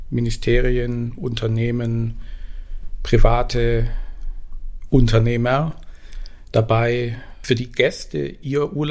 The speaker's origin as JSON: {"language": "German", "town": "Esslingen", "region": "Baden-Württemberg", "country": "Germany", "tie": "born or raised there", "also_born_or_lived": "Tübingen", "said": "Ich bin geboren in Tübingen und aufgewachsen in Esslingen, also eher im Schwaberländle."}